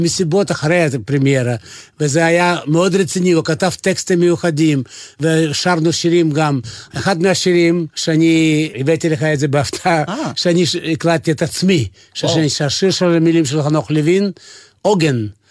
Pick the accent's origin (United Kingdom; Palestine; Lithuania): Lithuania; Vilnius, Vilnius County; Hebrew is a second language; moved away as an adult; also born or lived in Kyiv, Ukraine; now in Israel; נולדתי בברית המועצות, נולדתי בקייב, אבל אה, כל החיים שלי בברית המועצות היה בווילנה, בליטואניה.